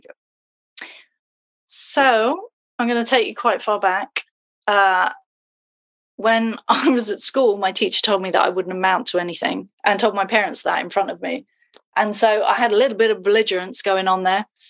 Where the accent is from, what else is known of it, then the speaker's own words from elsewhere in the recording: United Kingdom; now in Twickenham, United Kingdom; I'm British.